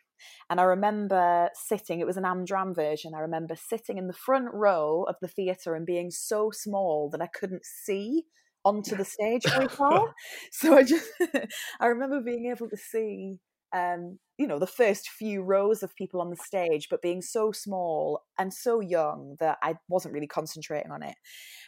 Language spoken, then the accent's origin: English; Newcastle, North East England, United Kingdom; now in London, United Kingdom; because obviously I'm not from London with my weird accent. I'm from Newcastle. So went to London, trained down here, still live here.